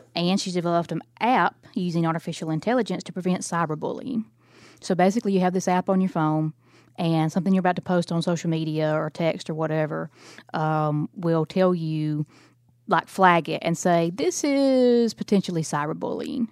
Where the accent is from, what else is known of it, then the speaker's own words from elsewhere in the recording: Alabama, United States; I'm from Alabama